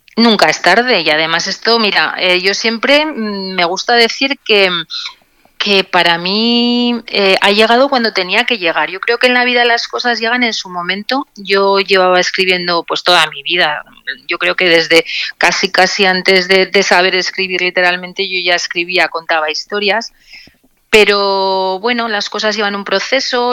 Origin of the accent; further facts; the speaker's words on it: Zaragoza, Aragon, Spain; moved away as an adult; now in Logroño, Spain; soy zaragozana de nacimiento